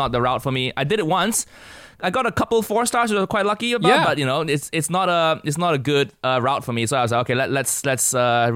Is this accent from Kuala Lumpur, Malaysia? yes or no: yes; Kuala Lumpur, Malaysia; moved away as an adult; also born or lived in United States; now in London, United Kingdom; I grew up in Kuala Lumpur, Malaysia, the capital of Malaysia.